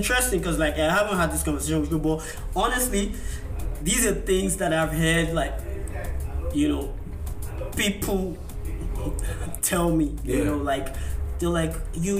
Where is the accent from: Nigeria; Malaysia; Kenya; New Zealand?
Nigeria; now in United States; But when I go as a Nigerian, I dress up.